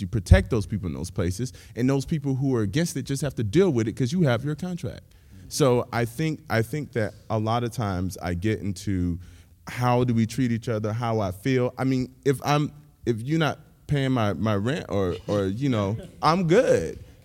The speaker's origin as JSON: {"language": "English", "town": "Pensacola", "region": "Florida", "country": "United States", "moved": "yes", "lives_now": "Nashville, United States", "said": "I'm originally from Pensacola, Florida."}